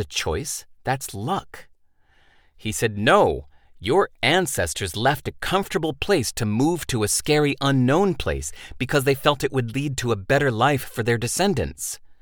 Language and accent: English; California, United States; I was born in California in nineteen sixty-nine